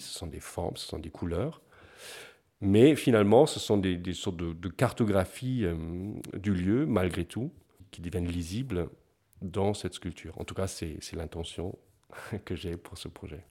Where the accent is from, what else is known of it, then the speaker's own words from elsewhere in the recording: Bavaria, Germany; moved away; Je viens du, sud de l'Allemagne, de la Bavière, ou dans les villages.